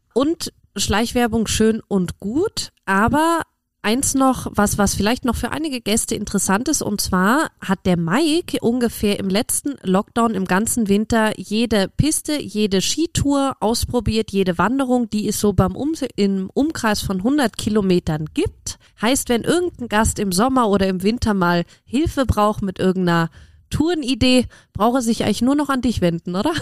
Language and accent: German; Cologne, North Rhine-Westphalia, Germany; als gebürtige Kölnerin